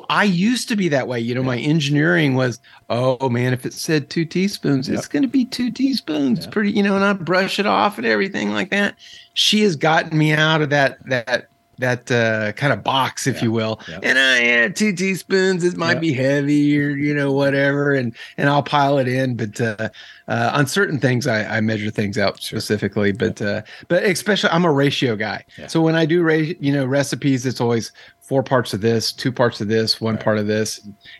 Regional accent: Texas, United States; born there; So I was born in Texas.

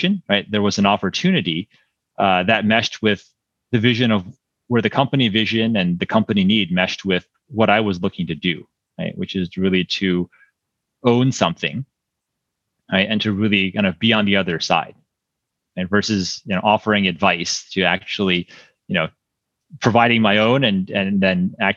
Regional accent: East Coast, United States; moved away as an adult; also born or lived in California; I grew up on the East Coast, and then for college, I was deciding between, you know, some schools on the East Coast and being on the West Coast

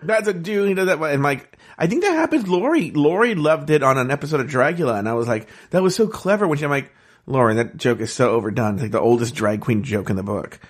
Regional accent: Ontario, California, United States; growing up in Ontario and playing baseball

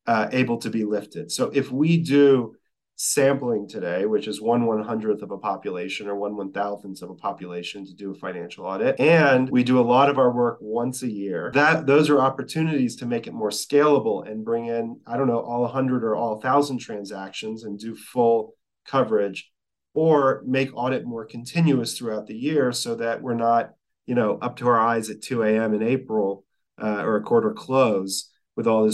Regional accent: Texas, United States; I'm from Texas.

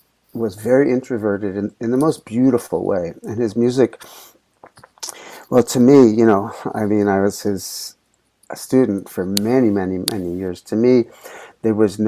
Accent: New York City, New York, United States; I grew up in Manhattan.

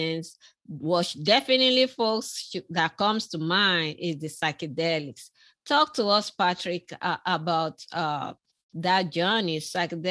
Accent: southern Nigeria, Nigeria; moved away; I was born in Nigeria myself.

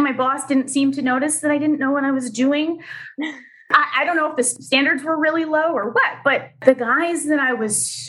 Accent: Pennsylvania, United States; moved away as an adult; also born or lived in New Hampshire; came back to my home state of Pennsylvania

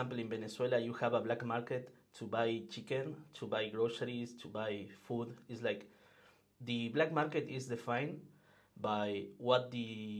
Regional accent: Argentina; moved away as an adult; now in Paris, France; I am from Argentina. I moved to Paris like 5 months ago to work in Ledger. And before that, I was living and working in Argentina

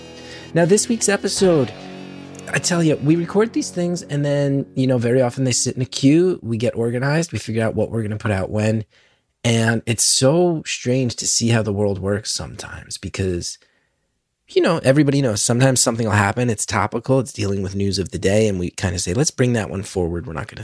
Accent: New Jersey, United States; I'm from Jersey, where that's such a big part of our culture.

